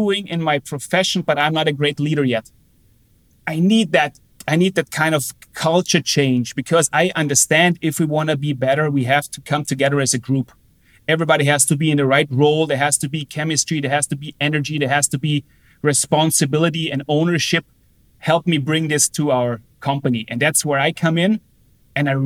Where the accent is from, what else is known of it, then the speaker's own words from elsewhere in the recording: Austria; moved away as an adult; also born or lived in Germany / United States; a professional hockey team in Austria, my hometown, where I came from